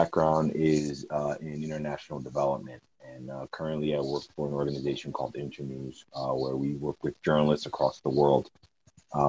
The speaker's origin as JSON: {"language": "English", "town": "New York City", "region": "New York", "country": "United States", "tie": "born or raised there", "also_born_or_lived": "Brooklyn, New York / Nairobi, Kenya", "moved": "as an adult", "lives_now": "Washington, D.C., United States", "said": "I grew up in New York City"}